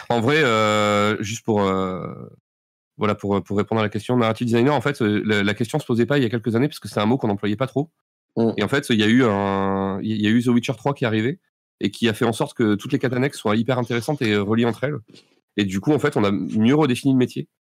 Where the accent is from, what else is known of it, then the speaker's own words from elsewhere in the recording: Bordeaux, Nouvelle-Aquitaine, France; on est bordelais